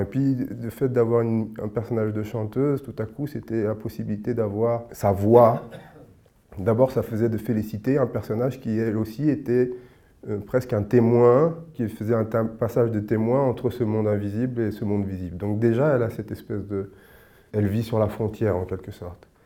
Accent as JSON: {"language": "French", "country": "Senegal", "said": "je suis sénégalais"}